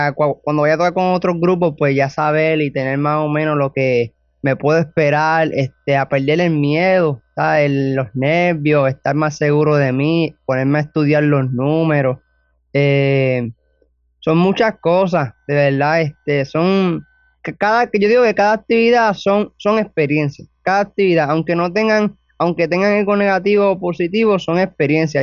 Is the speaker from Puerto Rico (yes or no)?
yes; Toa Alta, Puerto Rico; Tengo 17 años y soy de Tobalta, Puerto Rico